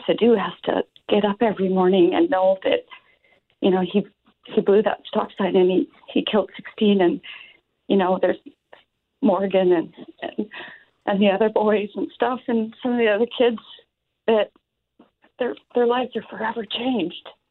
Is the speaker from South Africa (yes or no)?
no; Moose Jaw, Saskatchewan, Canada; I'm from Moose Jaw